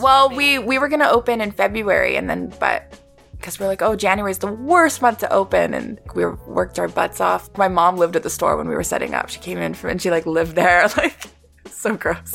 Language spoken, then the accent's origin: English; Vancouver, British Columbia, Canada; moved away as an adult; now in Toronto, Canada; growing up in Vancouver, it's very small.